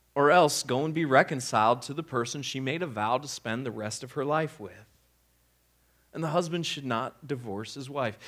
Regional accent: Midwest, United States; I grew up in the Midwest.

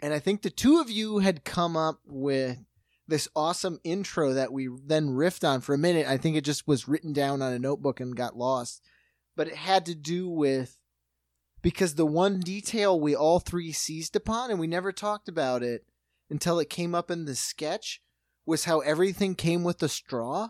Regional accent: Midwest, United States; We're from the Midwest

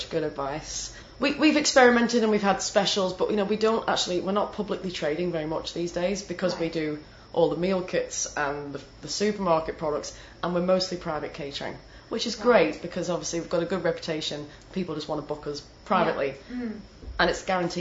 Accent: the north of England, United Kingdom; accent: northern English; moved away; my northern English accent

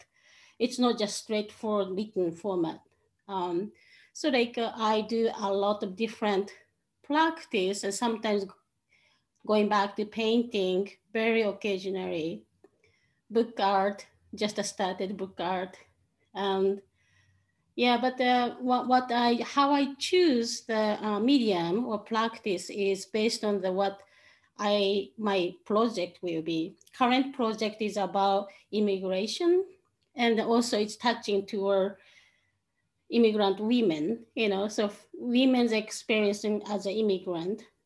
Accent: Tokyo, Japan; moved away as an adult; also born or lived in Chicago; now in Portland, United States; I'm originally from Tokyo, Japan. I moved here 11 years ago

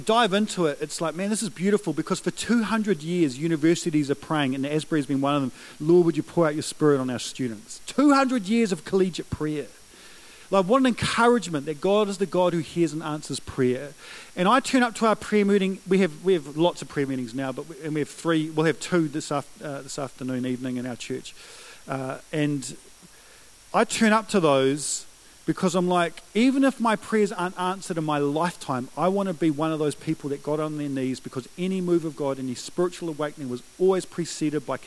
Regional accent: New Zealand; I'm a Kiwi bloke who believes in the power of prayer

